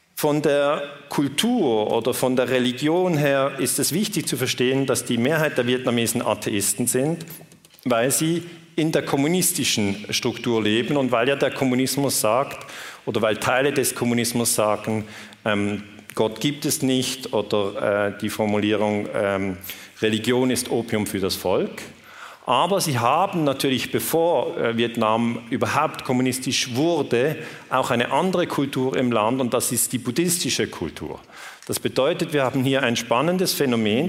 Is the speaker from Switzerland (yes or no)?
yes; Switzerland; accent: Swiss; ich komme aus der Schweiz, ich spreche mit diesem Schweizer Akzent